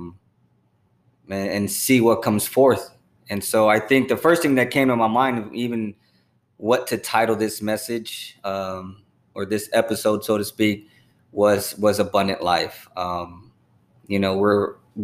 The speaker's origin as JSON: {"language": "English", "town": "San Antonio", "region": "Texas", "country": "United States", "tie": "born or raised there", "also_born_or_lived": "San Marcos, Texas", "said": "I was born and raised in San Antonio, the slums of San Antonio"}